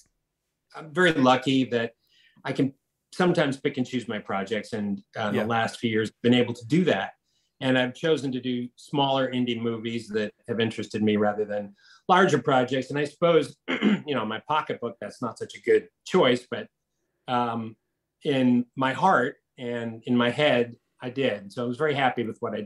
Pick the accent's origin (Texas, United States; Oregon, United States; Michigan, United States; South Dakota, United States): Michigan, United States; Detroit; moved away as an adult; also born or lived in Los Angeles, United States; It's my hometown. Yeah. Detroit's my hometown.